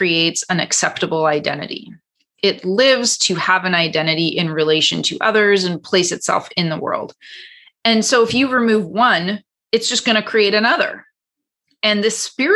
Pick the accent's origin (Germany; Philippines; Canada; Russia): Canada; now in Los Angeles, United States; I'm Canadian